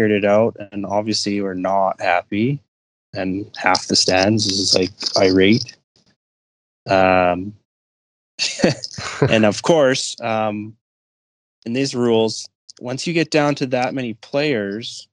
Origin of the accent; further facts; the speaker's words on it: Edmonton, Alberta, Canada; I'm from Edmonton. I lived here all my life.